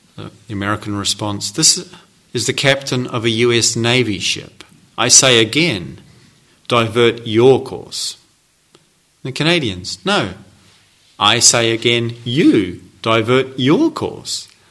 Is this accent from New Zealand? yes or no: yes; New Zealand; I come from New Zealand